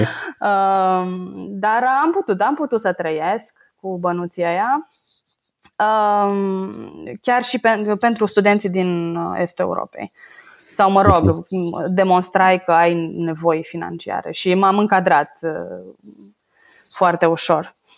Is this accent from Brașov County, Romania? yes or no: yes; Brașov, Brașov County, Romania; moved away as an adult; also born or lived in Bucharest / Paris, France; now in Norway; Sunt din Brașov și uh, în prezent locuiesc în Norvegia din uh, august 2017.